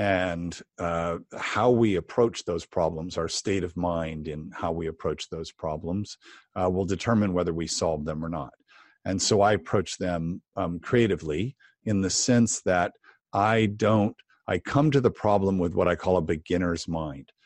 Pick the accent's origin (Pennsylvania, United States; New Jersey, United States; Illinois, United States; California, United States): California, United States; Los Angeles; I started painting Christmas windows, uh, in Los Angeles, uh, in high school